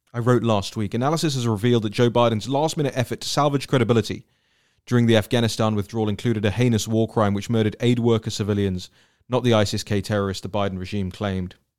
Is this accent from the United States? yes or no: no; United Kingdom; I, as a Brit